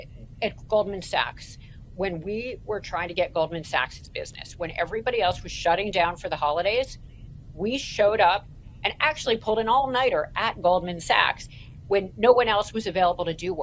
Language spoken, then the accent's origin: English; Toronto, Ontario, Canada; another thing that happened while I was growing up in Toronto is we went to something called, my sister and I, Raven Ski Club.